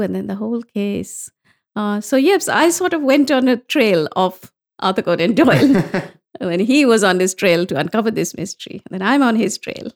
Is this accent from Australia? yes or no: no; India; growing up in India, it was all the classics.